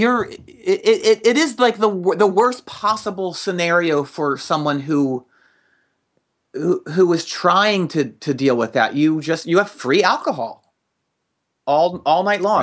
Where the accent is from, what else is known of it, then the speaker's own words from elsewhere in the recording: just outside of Philadelphia, Pennsylvania, United States; I grew up just outside of Philadelphia